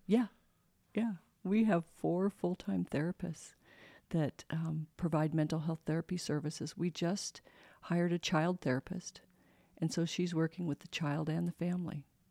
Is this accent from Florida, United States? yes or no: no; Colorado, United States; moved away as an adult; also born or lived in San Antonio, Texas; now in Spokane, United States; I grew up in Colorado